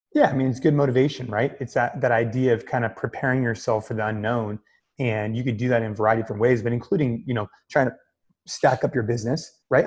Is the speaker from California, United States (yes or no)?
yes; Bay Area, Northern California, United States; NorCal which is where I'm from. I grew up in the Bay Area